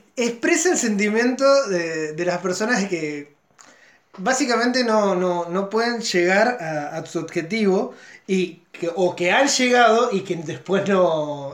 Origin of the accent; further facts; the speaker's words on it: Santa Fe, Argentina; yo soy santafesino